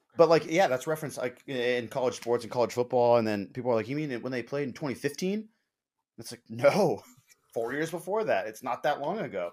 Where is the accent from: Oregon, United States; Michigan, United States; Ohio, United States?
Oregon, United States; Eugene; Growing up in Eugene, like, a Duck fan